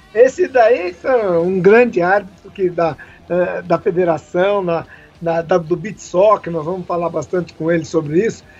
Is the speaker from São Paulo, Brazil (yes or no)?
yes; São Paulo, Brazil; porque eu sou da Zona Leste, né? Z L somos nós aqui.